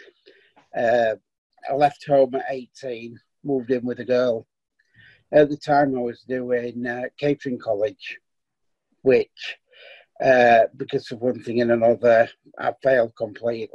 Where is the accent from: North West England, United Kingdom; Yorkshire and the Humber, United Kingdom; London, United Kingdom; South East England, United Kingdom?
Yorkshire and the Humber, United Kingdom; Stanley; also born or lived in Clifton / Wakefield / Crofton / Leeds; We moved from Stanley to Clifton when I was about 11